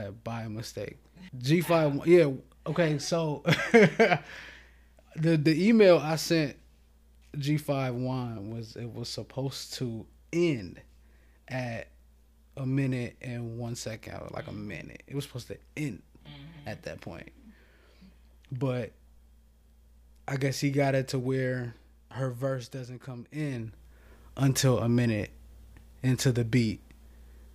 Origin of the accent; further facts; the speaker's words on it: Toledo, Ohio, United States; moved away as an adult; now in Columbus, United States; I'm from Toledo, Ohio. Just recently moved down here to Columbus